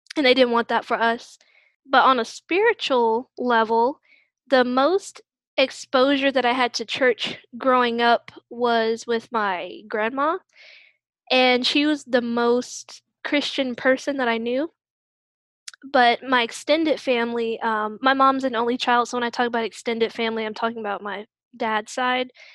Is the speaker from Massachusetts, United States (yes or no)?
no; Newport News, Virginia, United States; moved away as an adult; now in Virginia Beach, United States; I currently reside in Virginia Beach, Virginia, but I'm originally from Newport News, Virginia